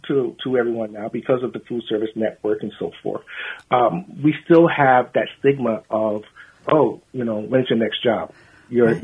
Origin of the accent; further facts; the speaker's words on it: London, United Kingdom; moved away; I was born in London, England, in 1964